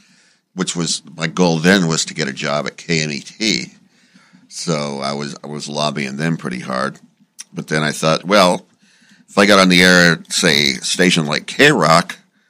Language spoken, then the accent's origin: English; Phoenix, Arizona, United States; moved away as an adult; now in Los Angeles, United States; I grew up in Phoenix and worked at a couple of top 40 stations after working my way up through high school at various crappy little suburban stations.